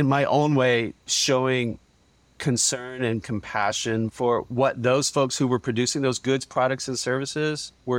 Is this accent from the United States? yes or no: yes; Kentucky, United States; I grew up very humbly in Western Kentucky on a working family farm.